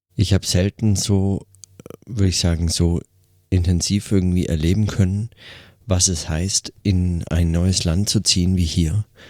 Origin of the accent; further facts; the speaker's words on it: Germany; now in Switzerland; als Deutscher